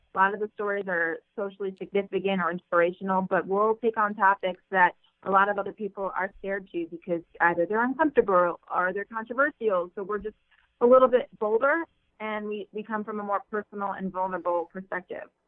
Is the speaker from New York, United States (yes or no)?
no; Ohio, United States; moved away as an adult; also born or lived in Alabama; I'm from Ohio